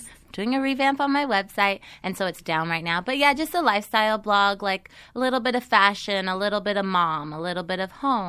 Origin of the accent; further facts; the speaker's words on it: Seattle, Washington, United States; moved away as an adult; now in Los Angeles, United States; I'm originally from Seattle.